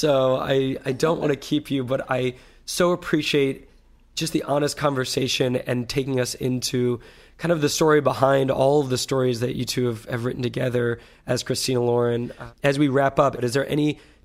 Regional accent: Santa Barbara, California, United States; Santa Barbara, my hometown

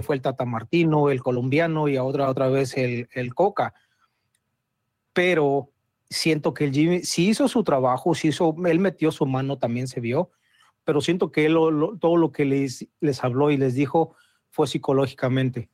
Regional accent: Mexico City, Mexico; accent: chilango; A nosotros, los que somos de la capital

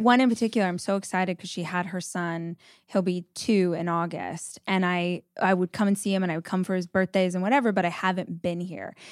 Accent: Southern California, United States; moved away as an adult; now in Austin, United States; I grew up in Southern California, we moved to Austin five years ago

